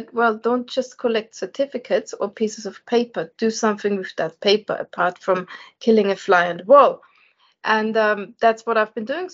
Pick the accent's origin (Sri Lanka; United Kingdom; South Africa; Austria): Austria; Vienna; I was born and bred in Vienna and Austria in Europe. So I'm the foreigner in this group here.